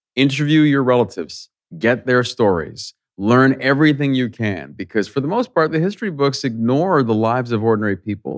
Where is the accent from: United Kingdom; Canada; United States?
Canada; I'm a Canadian